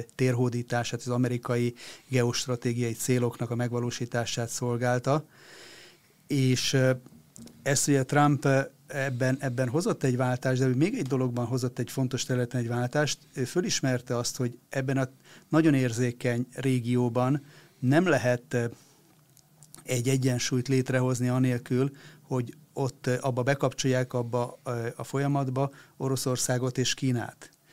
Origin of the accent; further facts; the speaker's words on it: Hungary; nekünk magyaroknak